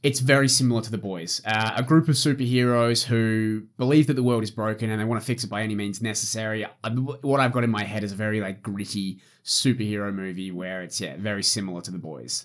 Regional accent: Australia; I'm Australian.

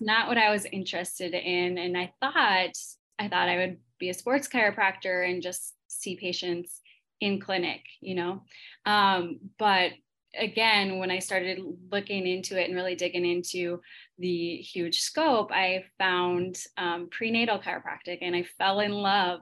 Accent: Minnesota, United States; I'm from Minnesota

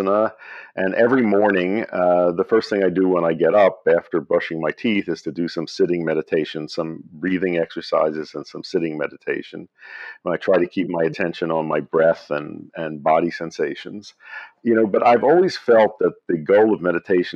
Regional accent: Philadelphia, Pennsylvania, United States; I grew up in Philadelphia

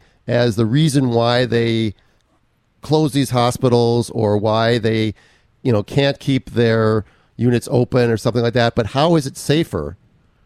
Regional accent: Minnesota, United States; also born or lived in Southern California; now in California, United States; That's my home state

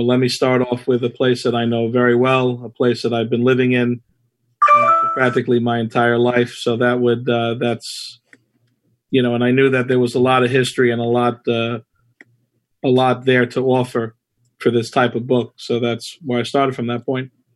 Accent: New York City, New York, United States; also born or lived in Flushing, Queens; I was born in Flushing, uh, but I grew up uh, in Whitestone, and now I reside in the Beechhurst section of Whitestone

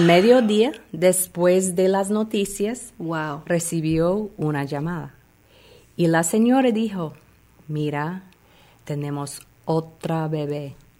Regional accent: Chicago, Illinois, United States; moved away as an adult; also born or lived in Fort Myers, Florida; yo crecí en Chicago

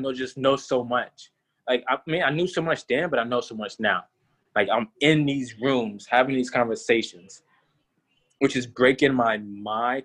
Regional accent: Atlanta, Georgia, United States; also born or lived in South Carolina; I'm from Georgia. I've been in Atlanta, Clayton County, so more city-type vibes

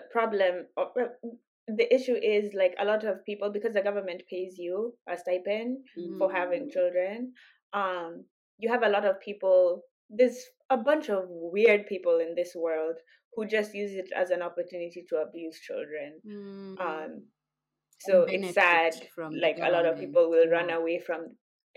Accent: Kenya; moved away; growing up in Kenya

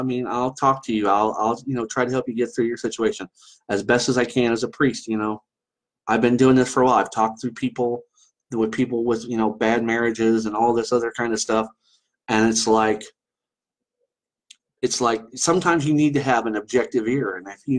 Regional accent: Ireland; I get the same way. I'm Irish. I get very pissy

